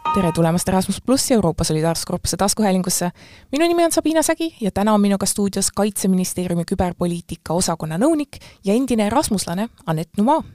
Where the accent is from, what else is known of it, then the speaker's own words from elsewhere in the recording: Pärnu, Pärnu County, Estonia; mina ise olen pärnakas